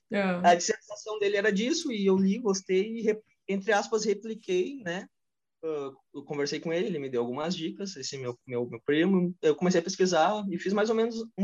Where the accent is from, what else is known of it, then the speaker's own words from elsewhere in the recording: Brazil; o brasileiro, não sei se no mundo todo, mas é, eu sou brasileiro, eu tenho realidade aqui do Rio Grande do Sul.